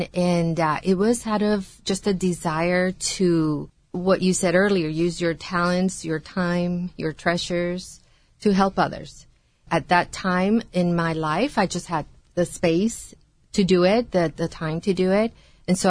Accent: Guatemala; now in United States; I was born in Guatemala and was an immigrant

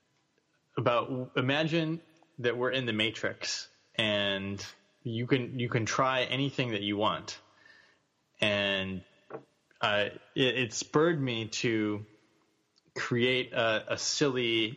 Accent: United States; moved away as an adult; also born or lived in Bali; we're both American

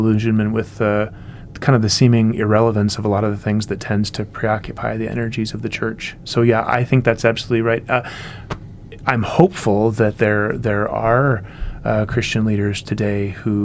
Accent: United States; as an American

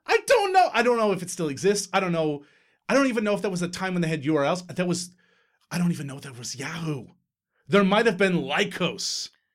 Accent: Newfoundland and Labrador, Canada; we're Newfoundlanders. We're Newfoundlanders.

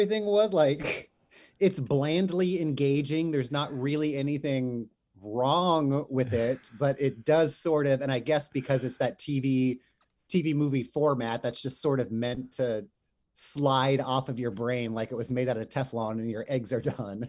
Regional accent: Ontario, California, United States; I grew up in Southern California, as did you, Mark, in a place called I grew up in Ontario

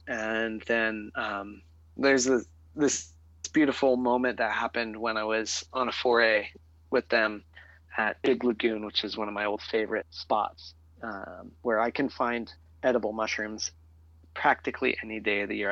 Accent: Arcata, California, United States; I was growing up in the Coast Redwood ecosystem of Humboldt County, California, uh-huh. on the North Coast, and in a small town called Arcata

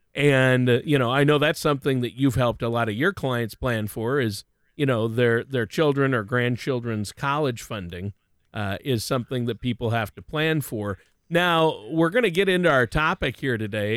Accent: Worthington, Minnesota, United States; the drive-in in my hometown in Worthington, Minnesota

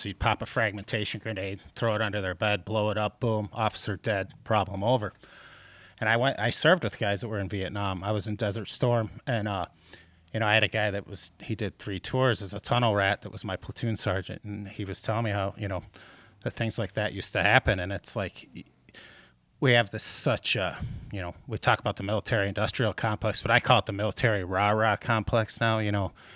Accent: outside Detroit, Michigan, United States; I grew up outside Detroit

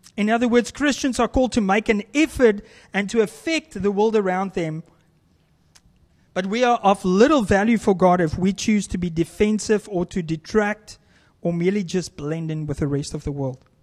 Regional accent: South Africa; moved away; as a South African, I love to barbecue or braai as we, we call it

